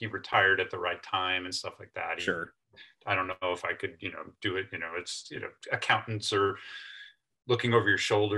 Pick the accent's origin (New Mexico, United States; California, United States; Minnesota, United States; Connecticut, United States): Connecticut, United States; near Lime Rock Park; I grew up near Lime Rock Park